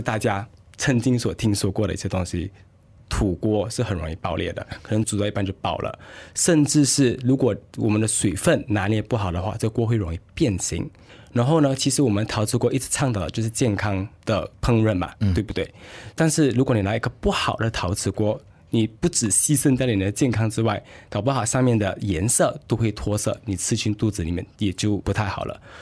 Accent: Johor Bahru, Johor, Malaysia; also born or lived in United Kingdom / Singapore; 我是来自柔佛新山的

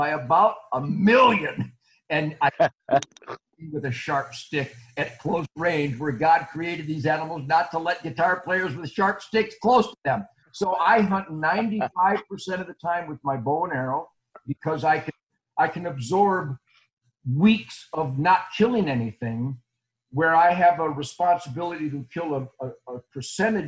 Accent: Detroit, Michigan, United States; moved away as an adult; now in Texas, United States; I was born in Detroit in 1948, and I lived there till 17 years ago.

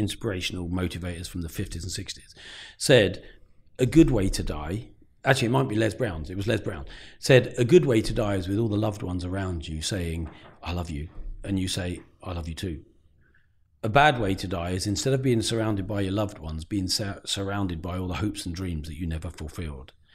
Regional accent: Peterborough, East of England, United Kingdom; also born or lived in Luton; I grew up in Breton

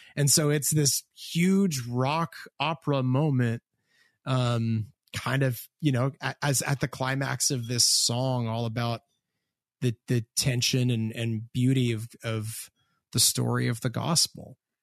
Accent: Hamilton, Ontario, Canada; I am from Hamilton, Ontario, Canada

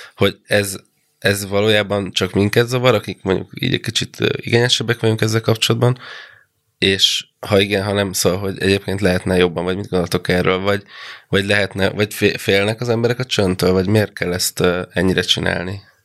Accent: provincial Hungary, Hungary; moved away; gyerekkoromban, vidéken, ahol felnőttem

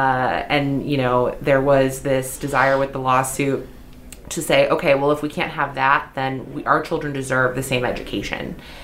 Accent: St. Louis County, Missouri, United States; You know, I grew up in St. Louis County. I couldn't walk to school. It would be a death hazard in the suburbs to try to walk to school.

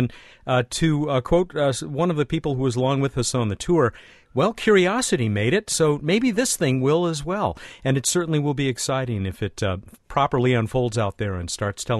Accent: Long Beach, California, United States; my hometown of Long Beach, California.

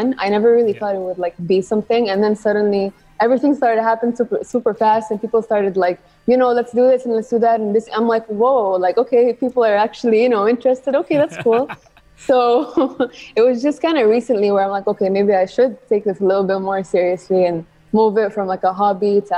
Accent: Saudi Arabia; moved away as an adult; also born or lived in Sweden; I'm from Saudi

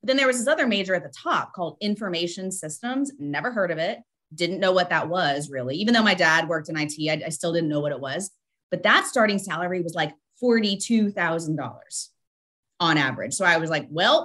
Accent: Columbus, Ohio, United States; also born or lived in Sunnyvale, California; now in Charlotte, United States; So Ohio, in my heart, I grew up in Ohio

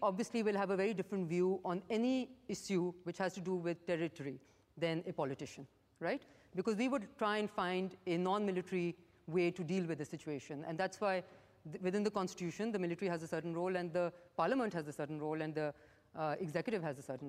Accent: Pakistan

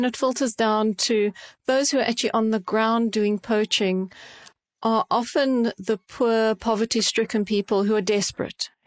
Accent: South Africa; now in United Kingdom; growing up in South Africa and seeing the species in the wild

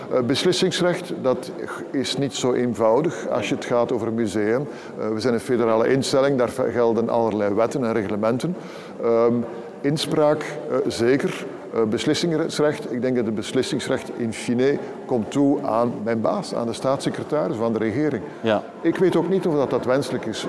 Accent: Belgium; we als Belgen

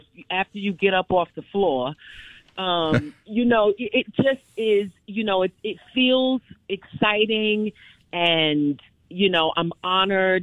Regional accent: New York City, New York, United States; I grew up in Brooklyn, New York.

